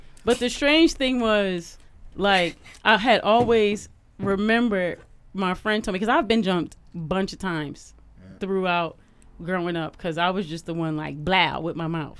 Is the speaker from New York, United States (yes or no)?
yes; New York City, New York, United States; And I remember he befriended me because I was from New York City. You know, I had just moved here from New York.